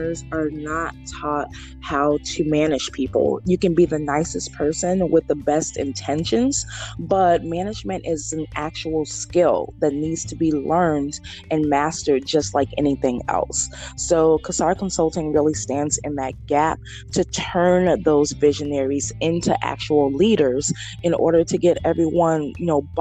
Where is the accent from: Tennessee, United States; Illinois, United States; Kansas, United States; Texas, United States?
Illinois, United States; Chicago; greetings from Chicago, Illinois. That's my hometown, and that's where I'm from